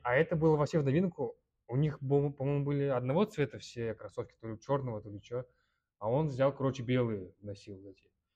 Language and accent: Russian; Kyrgyzstan; я из Кыргызстана, из мусульманской семьи